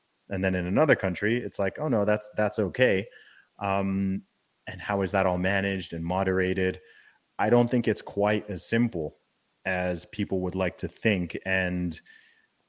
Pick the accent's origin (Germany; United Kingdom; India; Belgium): United Kingdom; moved away; I'm British